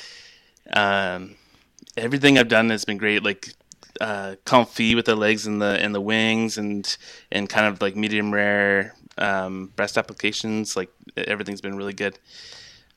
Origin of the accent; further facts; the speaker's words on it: London, Ontario, Canada; also born or lived in Quebec / Alberta; I grew up in London, Ontario, which is kind of southwestern Ontario, close to Detroit, actually.